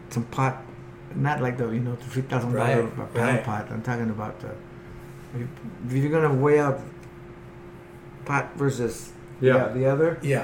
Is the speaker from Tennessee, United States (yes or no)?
no; Huntington Beach, California, United States; now in Mexico; I'm from Huntington.